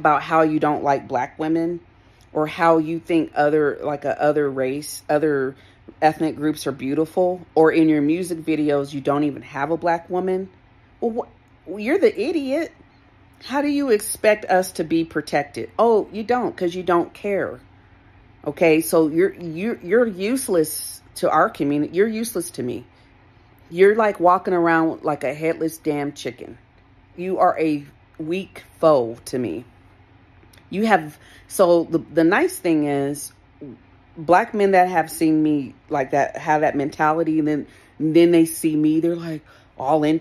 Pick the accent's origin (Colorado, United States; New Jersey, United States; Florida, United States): Colorado, United States; I grew up here in Colorado